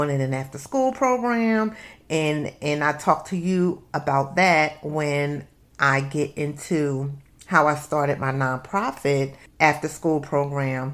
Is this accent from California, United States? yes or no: no; Camden, New Jersey, United States; I'm from Camden, New Jersey.